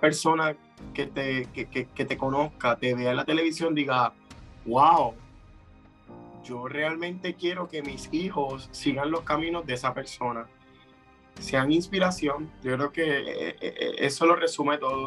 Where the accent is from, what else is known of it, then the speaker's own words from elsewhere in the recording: Puerto Rico; somos los únicos puertorriqueños en nuestras propias categorías